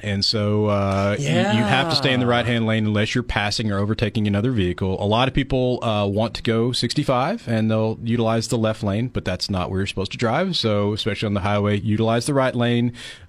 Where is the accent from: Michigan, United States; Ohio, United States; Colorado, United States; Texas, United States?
Texas, United States; Dallas; moved away as an adult; now in San Luis Obispo, United States; at least coming from Texas. So I did come from Texas. I've been here almost 2 years now. I grew up in Texas in the Dallas area